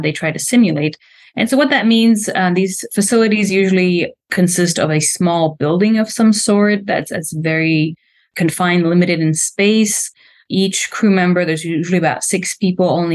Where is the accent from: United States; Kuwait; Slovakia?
Slovakia; English is a second language; moved away as an adult; I'm from Slovakia, a country that doesn't have much of a space program going on. Definitely has much more now going on than it had when I was a little girl